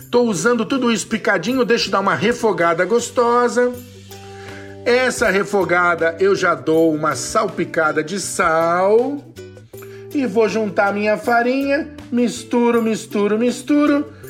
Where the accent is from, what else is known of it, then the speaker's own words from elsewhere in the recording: São Paulo, Brazil; Eu sou de São Paulo, do Sudeste